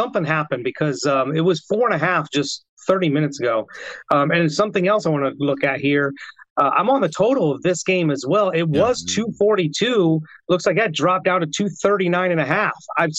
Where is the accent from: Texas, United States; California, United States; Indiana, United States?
Indiana, United States; my home state, the Indiana Pacers